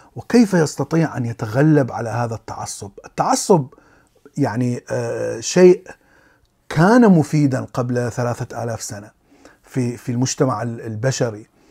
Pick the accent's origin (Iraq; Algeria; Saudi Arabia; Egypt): Iraq; كبرت في العراق